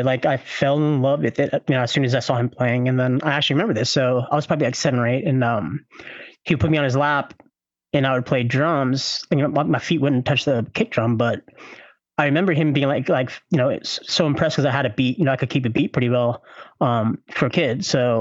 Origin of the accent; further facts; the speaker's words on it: Louisville, Kentucky, United States; I am from Louisville, Kentucky